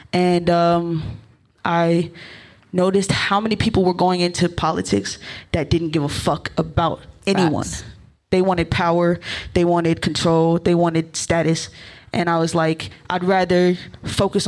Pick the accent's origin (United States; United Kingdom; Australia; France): United States; Maryland; also born or lived in Ohio / Baltimore; I grew up in Maryland, very close to DC